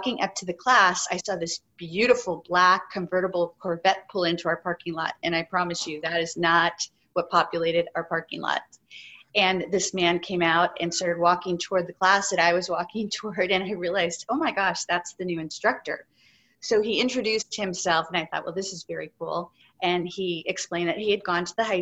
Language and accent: English; San Francisco, California, United States; growing up in San Francisco